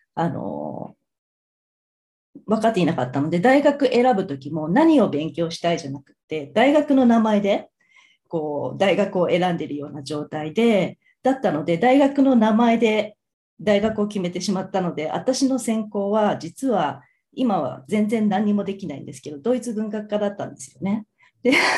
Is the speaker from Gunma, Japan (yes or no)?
no; Tokyo, Japan; moved away as an adult; now in Osaka, Japan; 私はあの生まれは大阪、育ちは東京杉並区出身です